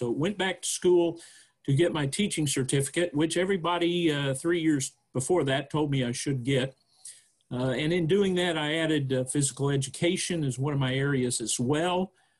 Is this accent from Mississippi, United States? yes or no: no; Houston, Texas, United States; born there; also born or lived in Guam / Puerto Rico; I was born in Texas, down in the Houston area, but never lived there, actually. My dad was in the Air Force, so very shortly after my birth, we started moving around all over the place in the U.S. And overseas, Guam, Puerto Rico